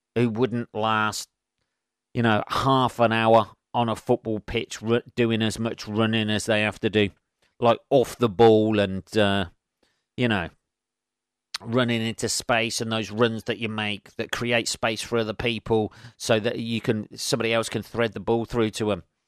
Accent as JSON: {"language": "English", "region": "England", "country": "United Kingdom", "said": "being English"}